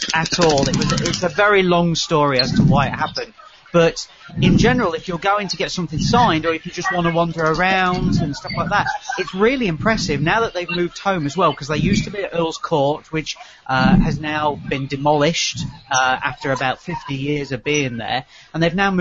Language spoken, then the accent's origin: English; United Kingdom; Over here in the UK